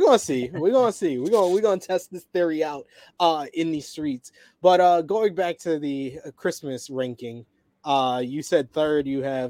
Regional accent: New York, United States; I'm from New York, man.

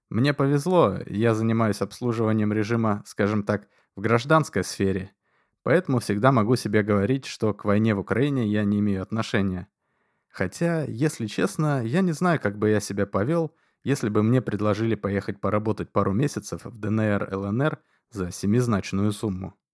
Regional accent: Moscow, Russia; я москвич. Коренной москвич из семи советских партийных функционеров.

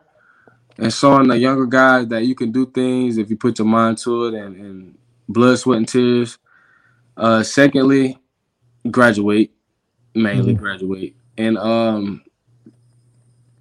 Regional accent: Morgan City, Louisiana, United States; I'm from Louisiana. I'm from Morgan City, Louisiana, in a million. So I grew up an LSU fan

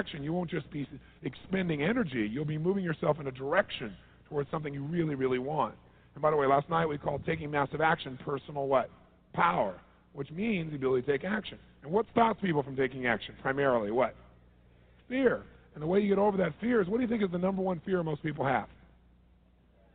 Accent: Southern California, United States; I'm from Southern California.

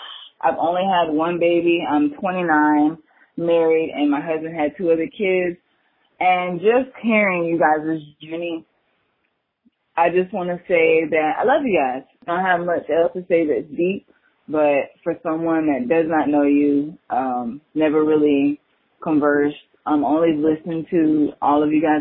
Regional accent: Florida, United States; I'm from Florida

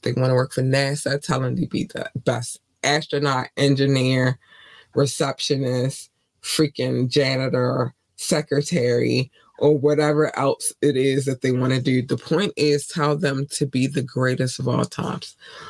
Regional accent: Baltimore, Maryland, United States; I grew up in Baltimore.

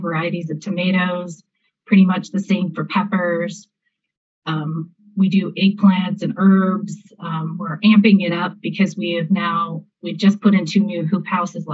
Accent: Southern California, United States; I'm from California, actually Southern California.

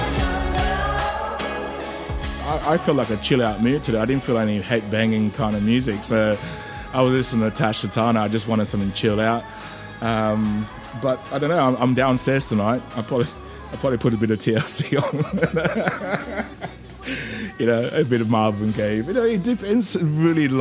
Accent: Australia; moved away as an adult; also born or lived in Malaysia; now in London, United Kingdom; Growing up in Oz, you know, like, I grew up in Western suburbs, so I used to surf a lot

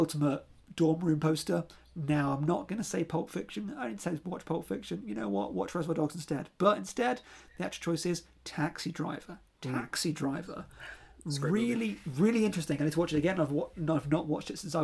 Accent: United Kingdom; I am British

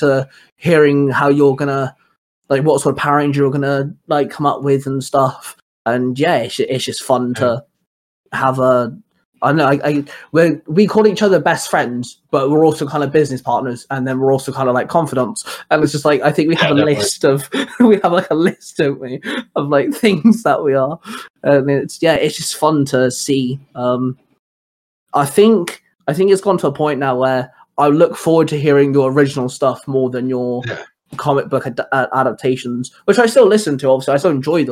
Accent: England, United Kingdom; now in Wales, United Kingdom; I'm from England, I live in Wales

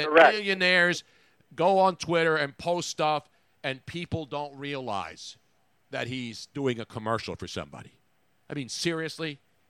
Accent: Philadelphia, Pennsylvania, United States; also born or lived in Los Angeles, California; I'm from Philly

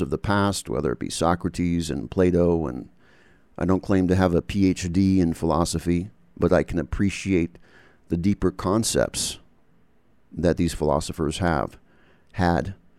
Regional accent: United States; also born or lived in England / Canada; I'm born and bred in the United States

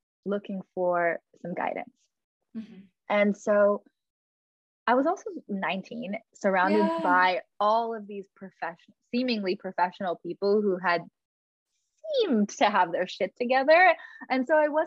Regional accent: Los Angeles, California, United States; I grew up in Los Angeles

